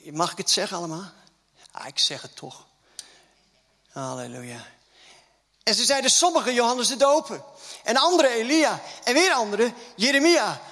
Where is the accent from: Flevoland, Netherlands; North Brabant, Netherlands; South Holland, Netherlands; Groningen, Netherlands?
Groningen, Netherlands; accent: Gronings; moved away; Ik kom ook uit Groningen, hè?